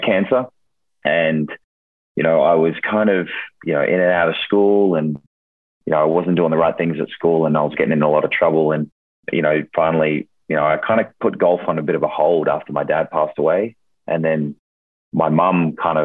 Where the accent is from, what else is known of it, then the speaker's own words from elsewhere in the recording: Australia; moved away; So I'm originally from Australia, if you can't hear it in my accent already, but originally from Australia. And, you know, I grew up kind of in a small country town.